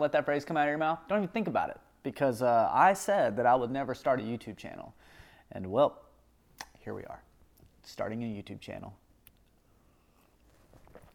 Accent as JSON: {"language": "English", "region": "the Bible Belt", "country": "United States", "tie": "born or raised there", "said": "growing up in the Bible Belt"}